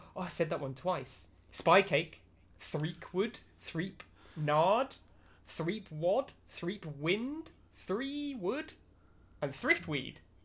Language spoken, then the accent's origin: English; United Kingdom; as a British person